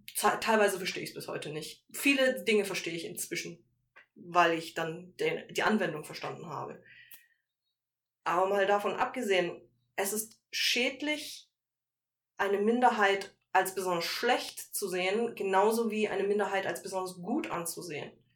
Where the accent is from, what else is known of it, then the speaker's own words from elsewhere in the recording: Germany; also born or lived in Malaysia; ich bin in Deutschland groß geworden